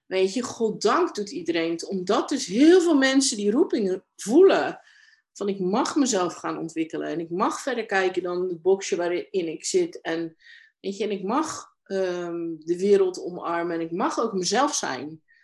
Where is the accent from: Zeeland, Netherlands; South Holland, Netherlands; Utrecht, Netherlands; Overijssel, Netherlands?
Zeeland, Netherlands; Domburg; ik ben in Domburg opgegroeid, een kustplaatsje hier in Zeeland